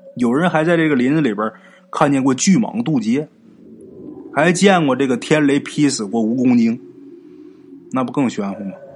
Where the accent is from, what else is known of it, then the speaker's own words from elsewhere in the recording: Northeast China, China; 也是我的家乡，在咱们东北啊